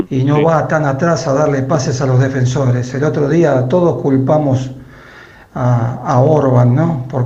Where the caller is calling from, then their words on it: Escalada, Buenos Aires Province, Argentina; de Escalada.